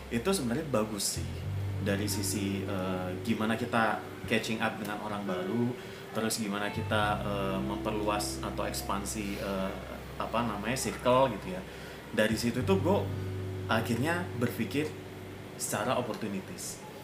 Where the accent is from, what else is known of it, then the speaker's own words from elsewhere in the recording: Surabaya, East Java, Indonesia; accent: Javanese; moved away as an adult; now in Jakarta, Indonesia; aku orang Surabaya. Which ya. is logatnya kan beda banget.